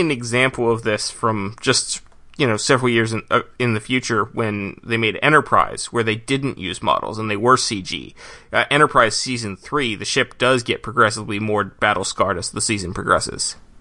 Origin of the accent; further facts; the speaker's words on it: United States; as an American